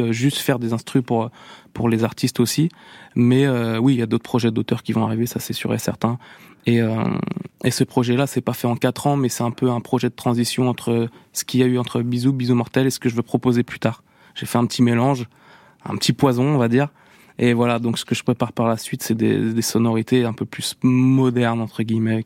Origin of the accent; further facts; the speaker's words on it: La Roche-sur-Yon, Pays de la Loire, France; dans ma ville natale à La Roche-sur-Yon